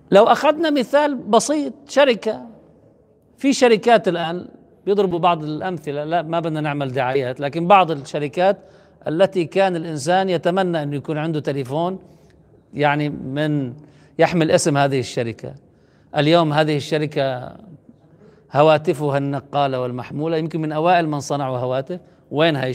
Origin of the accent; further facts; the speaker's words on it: Lebanon; نحن عندنا في لبنان انجز انتصار تاريخي في عام 2000